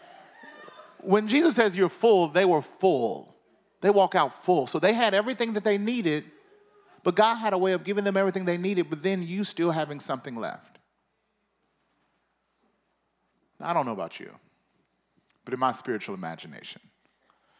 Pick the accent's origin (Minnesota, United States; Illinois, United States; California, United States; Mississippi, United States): Mississippi, United States; I'm from the South. I'm from Mississippi